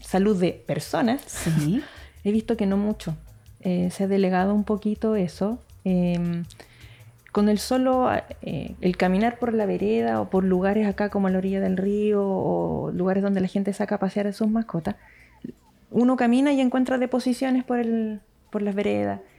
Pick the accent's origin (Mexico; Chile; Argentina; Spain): Chile; Santiago, Santiago Metropolitan Region; moved away as an adult; now in Puerto Aysén, Chile; Yo que soy de Santiago